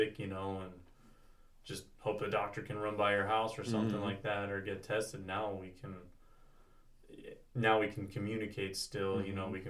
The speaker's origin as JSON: {"language": "English", "region": "California", "country": "United States", "tie": "born or raised there"}